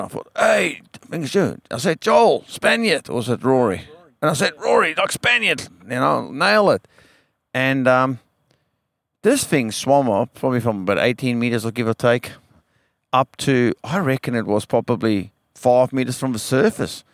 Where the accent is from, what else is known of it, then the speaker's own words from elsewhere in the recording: Western Cape, South Africa; now in Western Australia, Australia; I grew up in South Africa